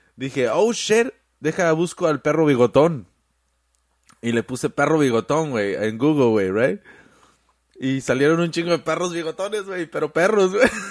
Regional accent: Mexico; now in United States; uno como mexicano aquí en Estados Unidos

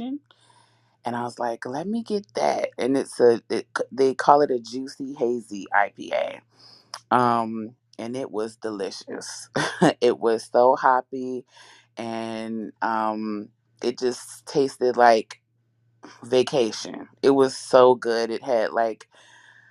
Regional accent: Richmond, Virginia, United States; now in Alexandria, United States; I live in Alexandria, but I'm from Richmond.

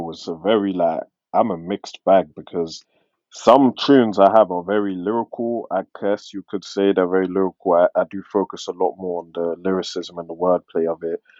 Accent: London, United Kingdom; accent: London; obviously I've got an accent that sounds like I'm from London but certain words that I pronounce it's not the same as you guys

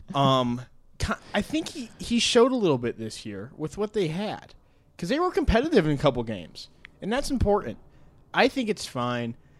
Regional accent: Ohio, United States; I'm from Ohio

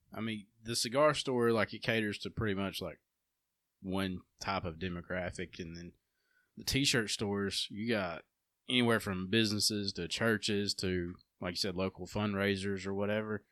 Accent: Empire, Alabama, United States; I grew up in Empire

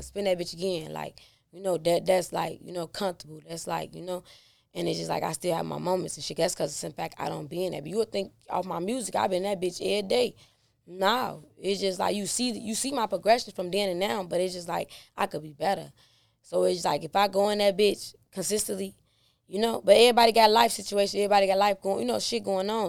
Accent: Chicago, Illinois, United States; Inglewood, born and raised. I mean, I'm from the go

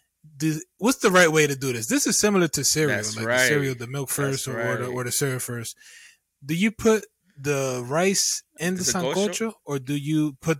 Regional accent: United States; growing up in the United States

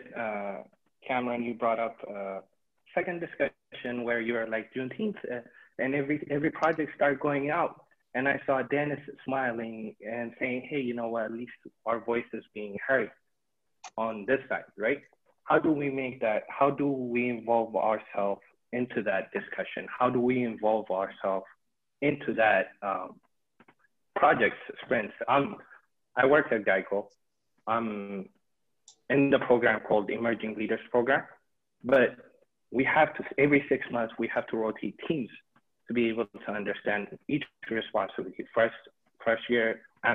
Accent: Ethiopia; moved away; I'm originally from Ethiopia

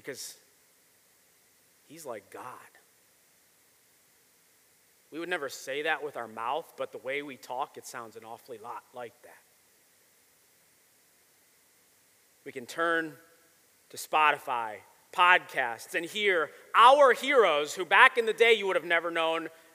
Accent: Buffalo, New York, United States; I grew up in Buffalo

